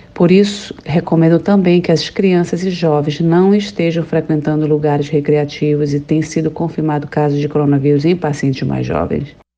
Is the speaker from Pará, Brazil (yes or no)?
yes; Belém, Pará, Brazil; moved away as an adult; now in Rockville, United States; sou paraense do bairro Marizal e vivo aqui nos Estados Unidos há 22 anos